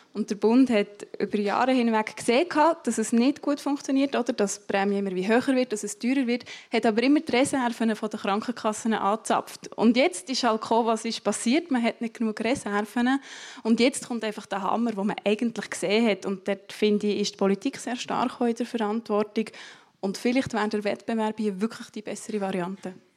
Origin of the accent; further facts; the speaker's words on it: Matten, Bern, Switzerland; Ich komme aus Mathe, das ist neben Interlaken